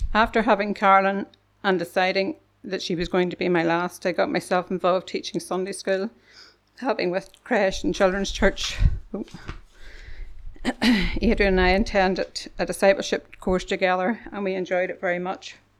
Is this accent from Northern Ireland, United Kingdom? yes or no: yes; Kilkeel, Northern Ireland, United Kingdom; as we travelled home to Kilkeel